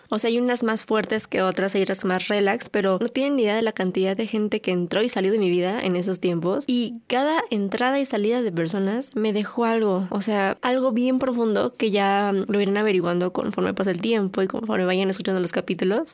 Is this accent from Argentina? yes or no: no; Mexico; soy mujer, soy un adulto, soy mexicana